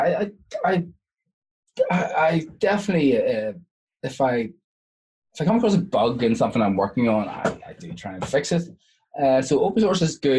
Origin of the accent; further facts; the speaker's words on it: Ireland; I'm Irish